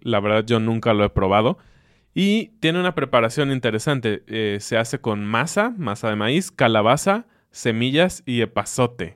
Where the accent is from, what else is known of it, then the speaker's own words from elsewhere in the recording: Mexico City, Mexico; now in Querétaro, Mexico; Aunque digamos que somos chilangos, la verdad es que estamos muy contentos de vivir en Querétaro.